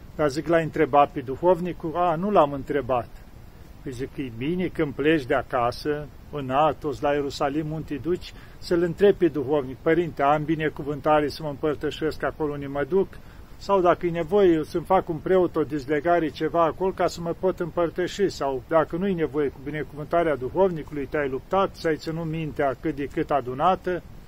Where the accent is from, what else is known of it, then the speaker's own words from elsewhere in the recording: Romania; sunt român